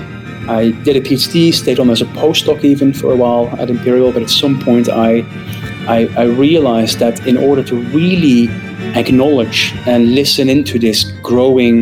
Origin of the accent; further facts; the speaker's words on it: northeast Netherlands, Netherlands; also born or lived in Groningen; Originally, I'm from Holland. I'm born and raised in the north east of the Netherlands